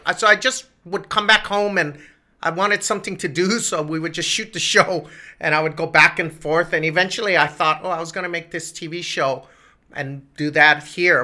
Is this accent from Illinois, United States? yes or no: no; Hawaii, United States; moved away as an adult; growing up in Hawaii